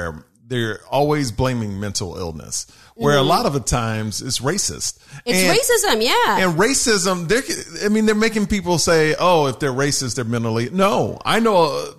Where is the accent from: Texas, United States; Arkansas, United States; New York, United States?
Texas, United States; I'm from Texas.